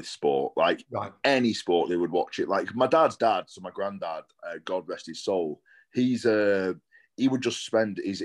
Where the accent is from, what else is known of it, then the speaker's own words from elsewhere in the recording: Blackpool, North West England, United Kingdom; I grew up in Blackpool, so not too far from you